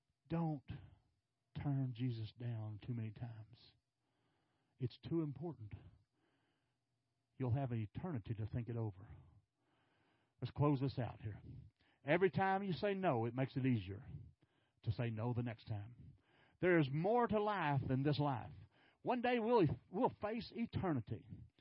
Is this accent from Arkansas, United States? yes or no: yes; Arkansas, United States; now in Texas, United States; you know, I came from Arkansas. Not on purpose.